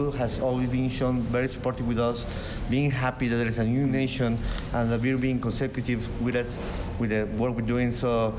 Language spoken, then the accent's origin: English; Puebla, Mexico; now in Austria; raised and born in Puebla, Mexico.